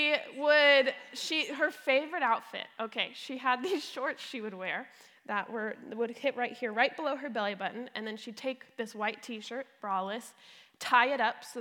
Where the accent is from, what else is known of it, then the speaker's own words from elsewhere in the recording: Brea, California, United States; also born or lived in Palm Desert, California; my mom sent my little brother and I to go live in Brea. So we came from Palm Desert